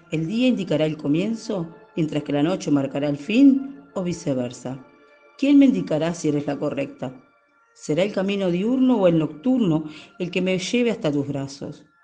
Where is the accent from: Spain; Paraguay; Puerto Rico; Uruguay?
Uruguay; now in Minas, Uruguay; soy uruguaya, vivo en la ciudad de Minas.